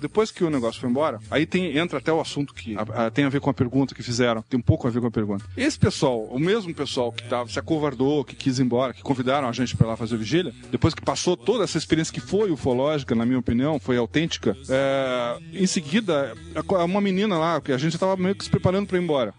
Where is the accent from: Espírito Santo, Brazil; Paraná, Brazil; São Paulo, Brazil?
Paraná, Brazil; Curitiba; eu que sou aqui do Curitiba